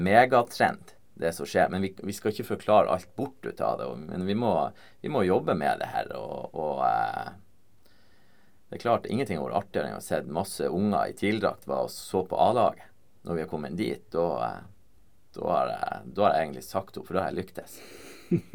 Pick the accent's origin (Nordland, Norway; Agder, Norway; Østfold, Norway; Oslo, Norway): Nordland, Norway; Vesterålen; moved away; fra Vesterålen, der jeg kommer fra